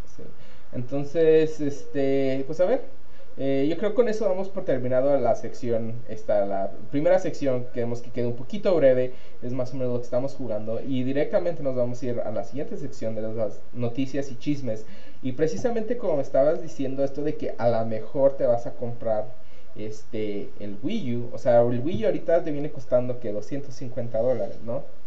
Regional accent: Mexico; now in United States; gamer mexicano

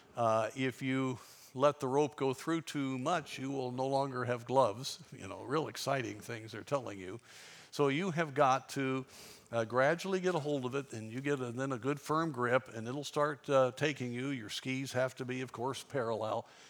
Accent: Durango, Colorado, United States; I grew up in Durango, Colorado

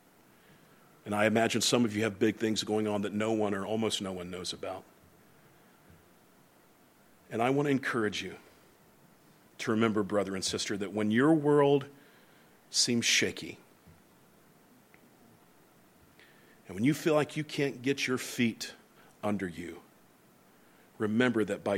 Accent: the South, United States; moved away; also born or lived in New England; the ones I grew up around in the South

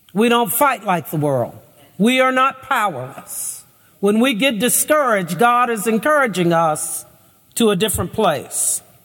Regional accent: Lexington, United States; I grew up in Lexington in a relatively conservative Baptist church

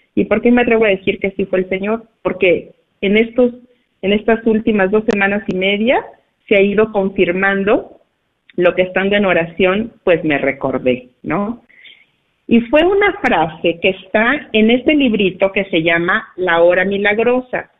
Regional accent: Cuauhtémoc, Durango, Mexico; moved away; nos encontramos de vacaciones aquí en mi pueblo, aquí en México, en Cuauhtémoc, Durango

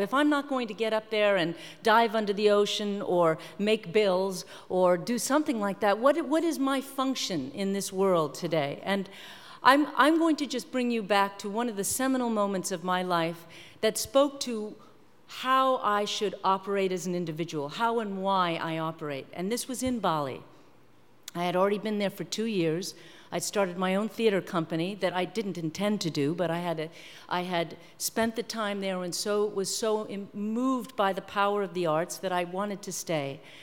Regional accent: New York, United States; I'm from New York

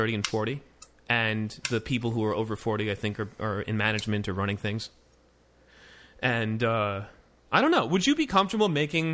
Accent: Palm Beach, Florida, United States; I used to work in a nursing home because I'm from Palm Beach

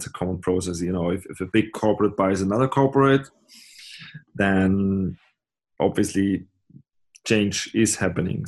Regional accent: Austria; also born or lived in Graz; I'm coming from Austria.

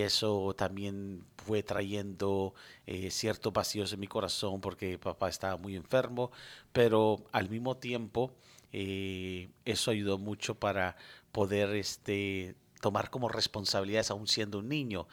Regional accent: United States; also born or lived in Medellín, Colombia; crecí en este país, estudié aquí, hice toda mi primaria aquí

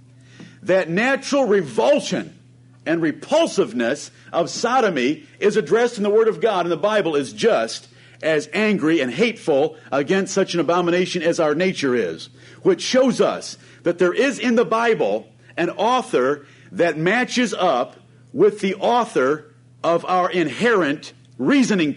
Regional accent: Ann Arbor, Michigan, United States; I grew up around Ann Arbor, Michigan, one of the most liberal cities in our country.

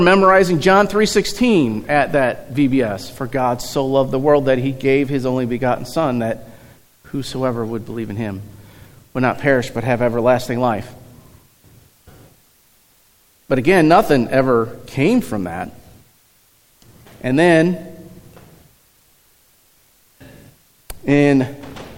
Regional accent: Eureka, Missouri, United States; also born or lived in St. Louis, Missouri; I was born in St. Louis. We moved to Eureka when I was probably 3-4-ish years old

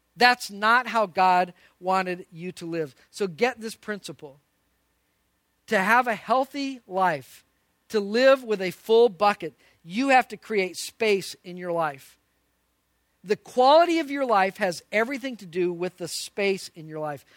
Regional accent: Albuquerque, New Mexico, United States; moved away; I grew up in Albuquerque, New Mexico

